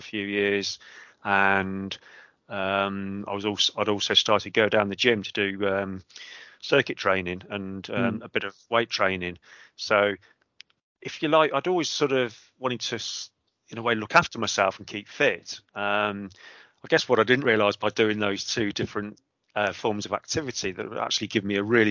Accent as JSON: {"language": "English", "town": "Coventry", "region": "West Midlands", "country": "United Kingdom", "tie": "born or raised there", "moved": "as an adult", "lives_now": "Cotswolds, United Kingdom", "said": "Coventry, born and bred. All my education was in Coventry"}